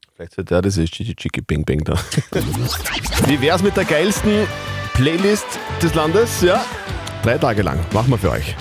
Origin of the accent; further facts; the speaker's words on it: Upper Austria, Austria; bei uns in Oberösterreich